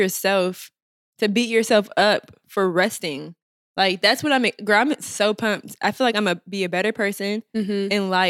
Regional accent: New York, United States; it's the people we grew up with in New York.

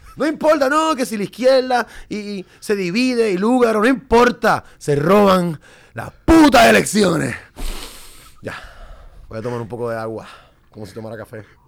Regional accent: Puerto Rico; moved away as an adult; yo, ah, de Puerto Rico

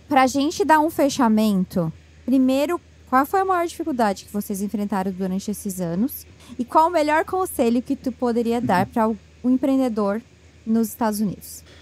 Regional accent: Brazil; moved away; como brasileira morando fora

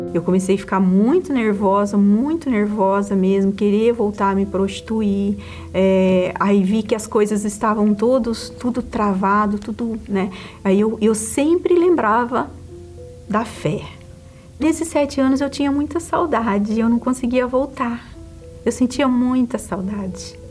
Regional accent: Mato Grosso, Brazil; also born or lived in Paraná; Eu nasci no Paraná e fui criada no interior, no sítio, no Mato Grosso

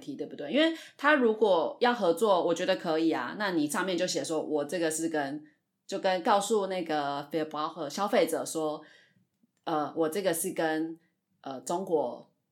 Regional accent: Taiwan; 我们本身台湾人对中国比较敏感

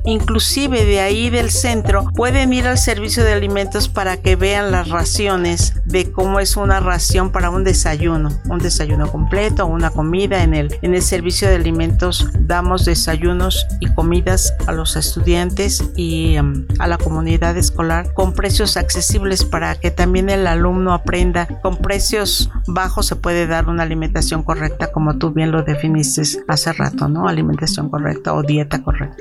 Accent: Xalapa, Veracruz, Mexico; moved away; soy de provincia, soy del estado de Veracruz, nací en Jalapa

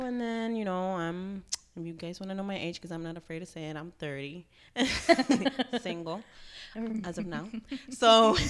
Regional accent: Miami, Florida, United States; born or raised there

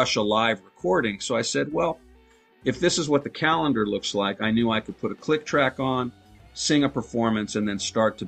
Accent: Inglewood, California, United States; I'm from here, man. I'm from Inglewood

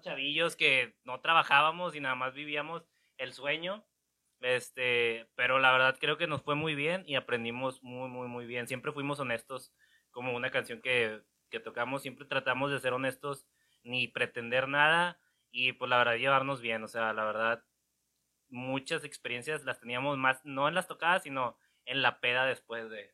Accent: Monterrey, Nuevo León, Mexico; todos somos de ahí

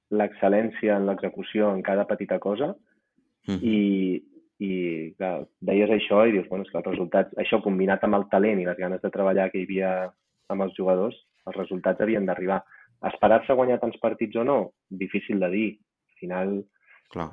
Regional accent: Reus, Catalonia, Spain; moved away as an adult; also born or lived in France; now in Andorra; jo soc de Reus

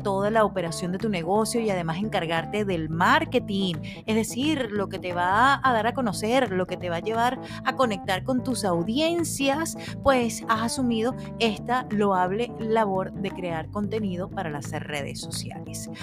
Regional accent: Venezuela; moved away as an adult; now in Phoenix, United States; allá en Venezuela, país de donde soy oriunda, y aquí aquí en Estados Unidos

